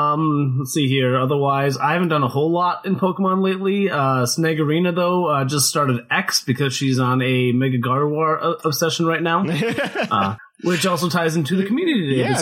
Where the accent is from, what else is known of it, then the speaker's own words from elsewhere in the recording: Minnesota and Wisconsin, Midwest, United States; now in Missouri, United States; I grew up in Minnesota and Wisconsin